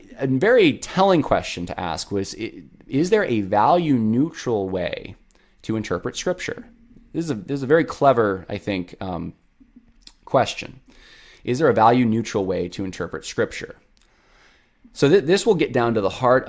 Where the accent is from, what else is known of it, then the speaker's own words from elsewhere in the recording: Lynchburg, Virginia, United States; I'm from Lynchburg